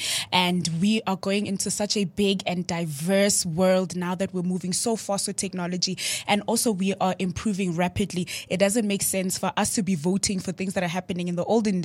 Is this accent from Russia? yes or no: no; Johannesburg, Gauteng, South Africa; I am from Cresta